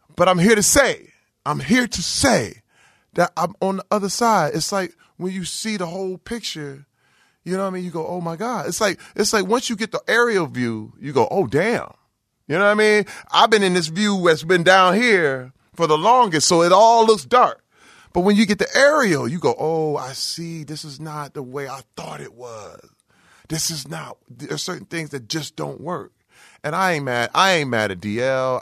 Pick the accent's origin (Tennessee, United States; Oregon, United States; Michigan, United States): Michigan, United States; Flint; moved away; I'm from Flint, Michigan